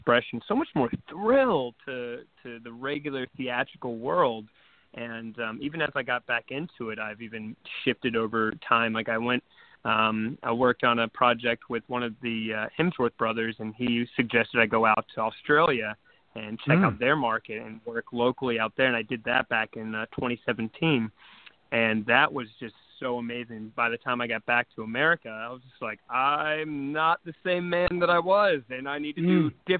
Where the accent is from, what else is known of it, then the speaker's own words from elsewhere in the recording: Wilmington, North Carolina, United States; moved away; Originally out in North Carolina, and there's a Screen Gym Studios out there